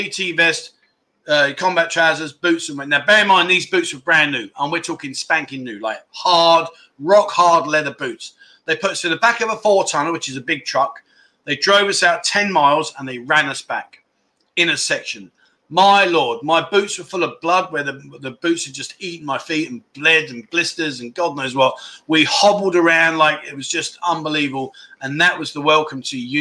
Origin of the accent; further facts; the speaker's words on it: London, United Kingdom; moved away as an adult; now in Pattaya, Thailand; I'm from London